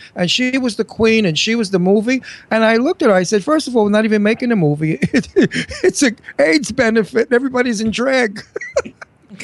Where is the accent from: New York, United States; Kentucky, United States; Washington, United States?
New York, United States; I'm a New Yorker.